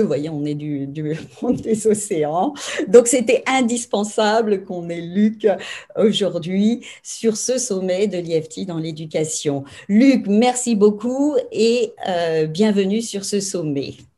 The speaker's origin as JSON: {"language": "French", "country": "New Caledonia", "tie": "born or raised there", "said": "je suis née en Nouvelle-Calédonie"}